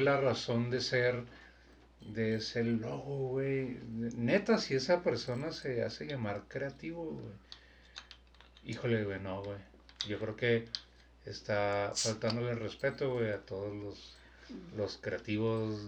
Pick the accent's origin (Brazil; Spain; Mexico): Mexico; soy mexicano